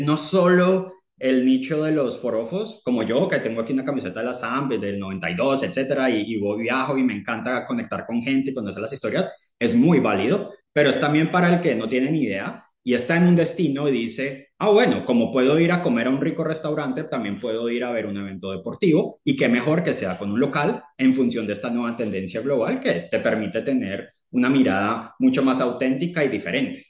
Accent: Colombia; moved away as an adult; now in United Kingdom; colombiano, eh, pero vivo en el Reino Unido hace nueve años

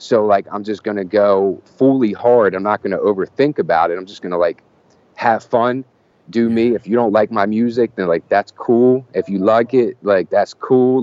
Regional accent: Wilmington, Delaware, United States; moved away; I grew up in Wilmington, Delaware, which is like 20 minutes south of Philly

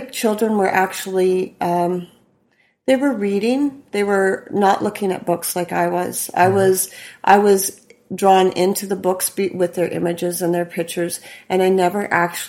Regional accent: Saskatoon, Saskatchewan, Canada; I grew up here in Saskatoon in the west side.

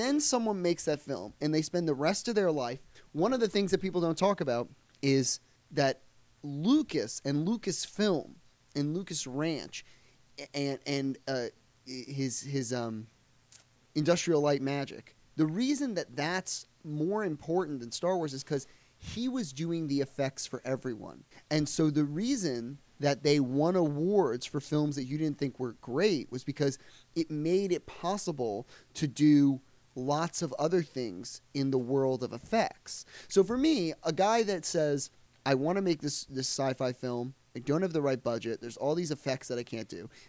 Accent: United Kingdom; I could especially see, coming from being British

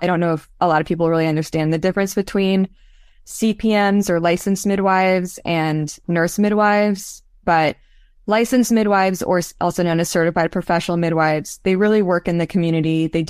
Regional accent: Los Angeles, California, United States; Like my world that I grew up in Los Angeles was really, you know, I wanted to be an artist.

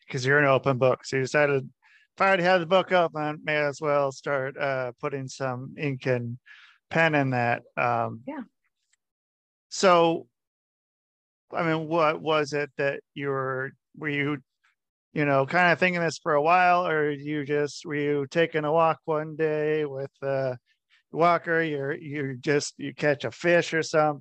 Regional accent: Cincinnati, Ohio, United States; also born or lived in Utah; now in Connecticut, United States; I was born in Cincinnati.

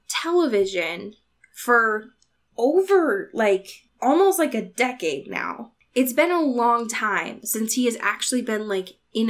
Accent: Deep South, United States; because I grew up in the Deep South, and when Twilight first came out, all the adults around me judged the people reading it

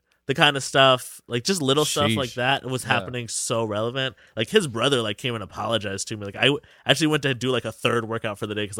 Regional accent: Lancaster, Pennsylvania, United States; I grew up in Lancaster.

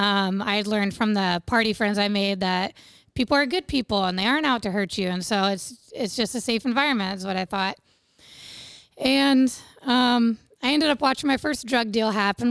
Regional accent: Bluffton, Indiana, United States; I grew up in Wells County, which is around Bluffton, Ossian area, um, on a little small livestock farm.

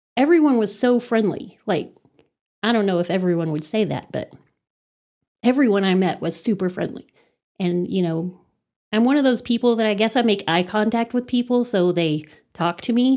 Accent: Amarillo, Texas, United States; also born or lived in Los Angeles, United States; I was born and raised in Amarillo, actually right outside of Amarillo in Rolling Hills

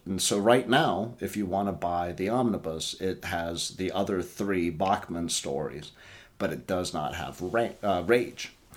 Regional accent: Tennessee, United States; We're from Tennessee

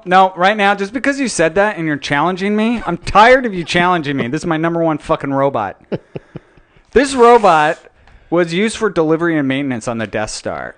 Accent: Utah, United States; I was born and raised in Utah, so not a lot of surfing in Utah.

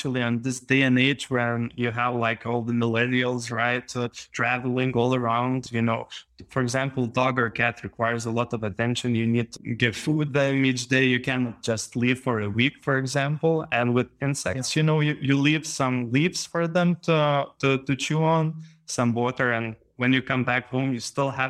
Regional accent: Panevėžys, Panevėžys County, Lithuania; I'm from Lithuania, and I was living in this northern town of Panevėžys.

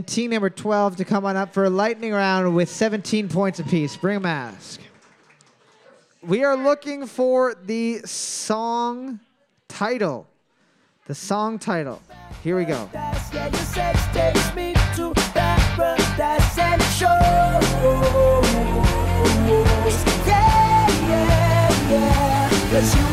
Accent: Canada; accent: Canadian; with a Canadian accent

